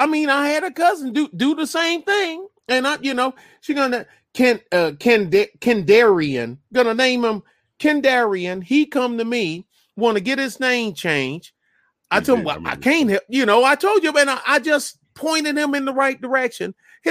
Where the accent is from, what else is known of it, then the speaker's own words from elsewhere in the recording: Michigan, United States; But I'm not from Kenya. {S2} Yeah. {S1} I'm from Michigan